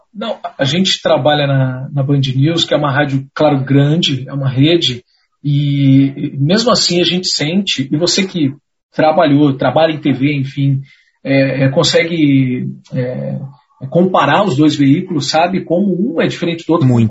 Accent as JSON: {"language": "Portuguese", "town": "Pinhais", "region": "Paraná", "country": "Brazil", "said": "eu sou de Pinhais, que fica coladinho né, com Curitiba."}